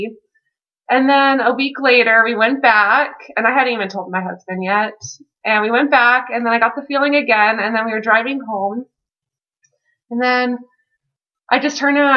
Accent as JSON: {"language": "English", "town": "Henderson", "region": "Nevada", "country": "United States", "said": "I'm from Las Vegas, or Henderson, which is like right outside of Las Vegas"}